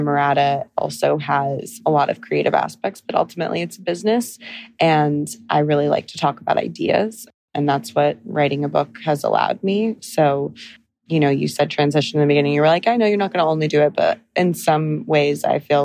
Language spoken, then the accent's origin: English; Encinitas, California, United States; moved away as an adult; also born or lived in London / Los Angeles; now in New York City, United States; I'm really a California girl. I'm from North County, San Diego, this little town called Encinitas